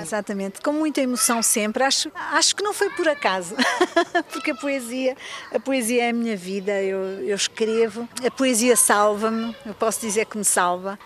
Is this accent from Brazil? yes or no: no; Luanda, Luanda Province, Angola; also born or lived in Portugal; now in Geneva, Switzerland; é Luanda, a minha cidade.